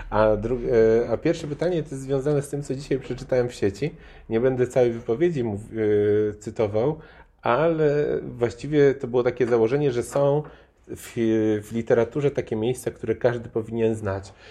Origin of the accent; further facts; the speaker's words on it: Bytom, Silesian Voivodeship, Poland; ja jestem z Bytomia